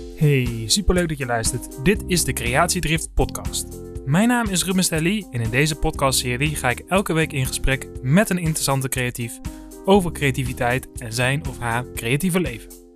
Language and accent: Dutch; Groningen, Netherlands; moved away; woont en werkt in Groningen. Dat is mijn geboortestad.